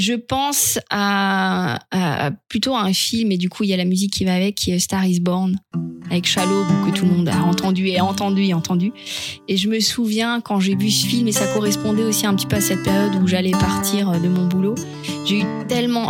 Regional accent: Alsace, Grand Est, France; je suis alsacienne

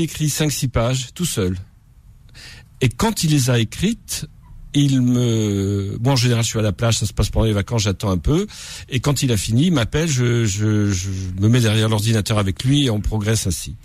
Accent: Corsica, France; je suis corse

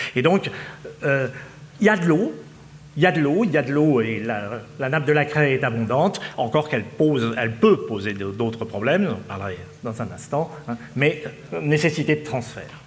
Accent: Lille, Hauts-de-France, France; je suis lillois

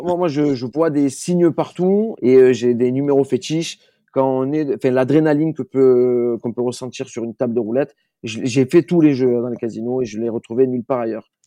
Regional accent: Marseille, Provence-Alpes-Côte d'Azur, France; moved away; je viens de Marseille de base

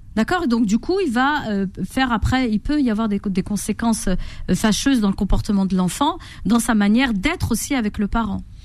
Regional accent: Corsica, France; moved away; also born or lived in Morocco; J'ai grandi en Corse

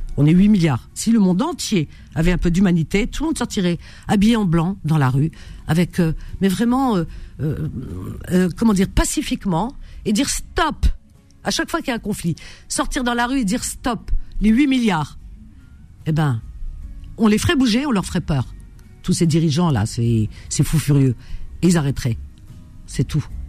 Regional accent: Algeria; Chez nous en Algérie

